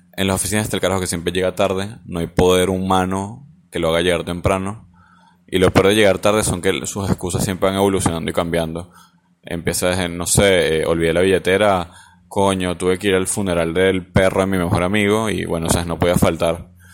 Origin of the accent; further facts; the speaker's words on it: Venezuela; now in Argentina; somos los venezolanos